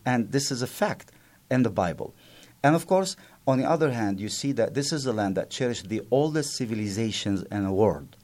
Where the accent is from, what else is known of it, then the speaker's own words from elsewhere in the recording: Byblos, Keserwan-Jbeil, Lebanon; English is a second language; moved away; Byblos, my, my hometown